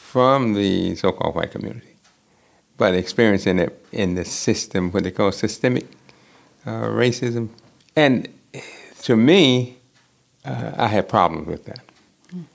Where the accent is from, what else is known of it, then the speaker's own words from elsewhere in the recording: Edgefield County, Aiken County, South Carolina, United States; I grew up in South Carolina, Edgefield County, and then Aiken County.